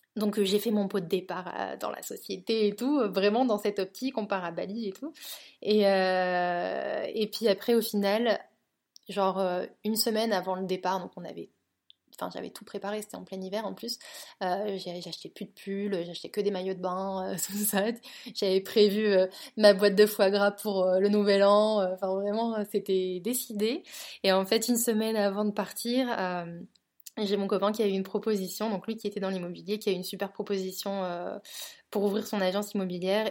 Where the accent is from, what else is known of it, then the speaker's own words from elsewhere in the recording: northern France, France; also born or lived in Toulouse / London; now in Barcelona, Spain; je suis originaire du nord de la France à la base, euh, mais ensuite j'ai vécu 10 ans à Toulouse